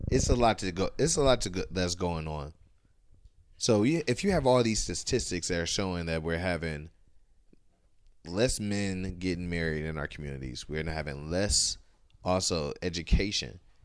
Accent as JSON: {"language": "English", "region": "Ohio", "country": "United States", "said": "we from Ohio. I'm from Ohio"}